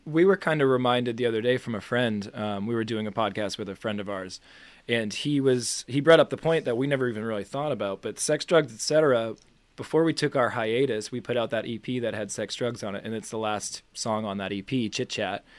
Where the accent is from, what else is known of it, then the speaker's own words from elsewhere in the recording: Boston, Massachusetts, United States; I'm from Boston